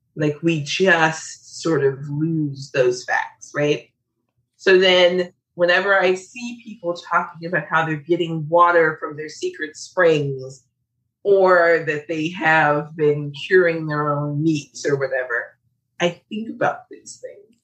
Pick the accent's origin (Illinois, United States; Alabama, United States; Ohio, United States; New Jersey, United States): Illinois, United States; Chicago; I am from Chicago where we had a poison cluster